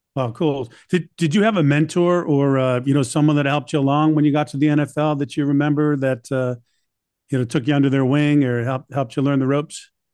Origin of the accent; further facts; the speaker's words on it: Boston, Massachusetts, United States; I'm from Boston